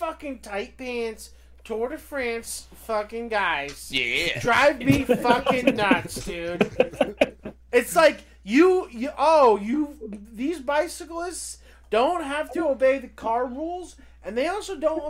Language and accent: English; United States; Growing up in America